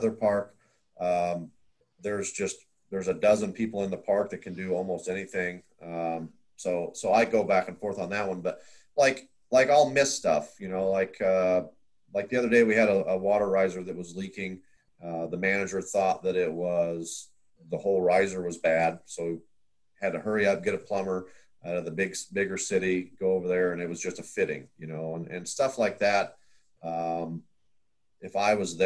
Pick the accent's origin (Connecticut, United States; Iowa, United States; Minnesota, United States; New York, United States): Iowa, United States; moved away as an adult; also born or lived in Wyoming; I grew up in Iowa, and then I was living in Wyoming.